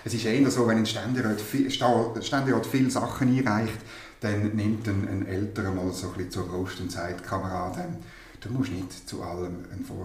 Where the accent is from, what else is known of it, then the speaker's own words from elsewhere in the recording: Thurgau, Switzerland; ich bin aufgewachsen in der Nähe von der Zuckerfabrik Frauenfeld